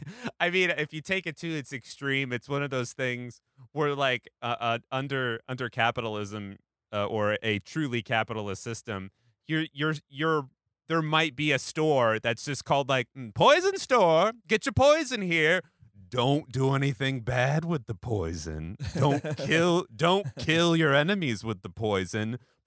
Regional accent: Pacific Northwest, United States; now in New York, United States; I didn't live in New York until 2015. And, like, you know, I came from the Pacific Northwest

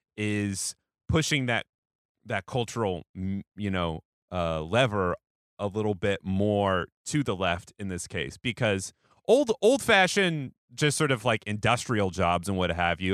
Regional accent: Seattle, Washington, United States; moved away; I'm from Seattle

